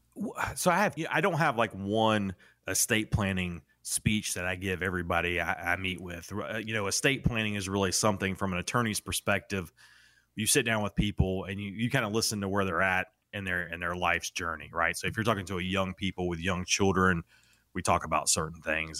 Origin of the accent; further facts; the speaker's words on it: North Carolina, United States; I grew up, well, I grew up in North Carolina